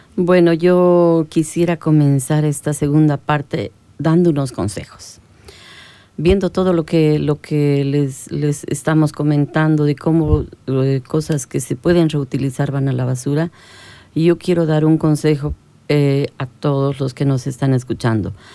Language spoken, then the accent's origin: Spanish; La Paz, Bolivia; now in Santa Cruz, Bolivia; Yo soy de La Paz